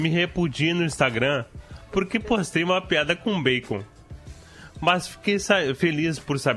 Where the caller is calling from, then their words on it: Santa Maria, Brazil; sou de Santa Maria, motorista de aplicativo.